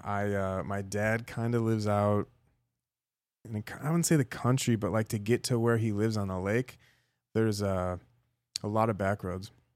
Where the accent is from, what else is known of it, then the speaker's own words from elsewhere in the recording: Chicago, Illinois, United States; moved away; the nostalgic places that I grew up in Chicago, like, as a kid